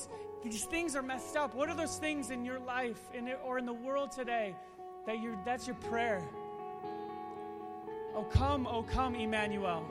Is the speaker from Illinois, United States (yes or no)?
yes; Chicago suburbs, Illinois, United States; I grew up in the Chicago suburbs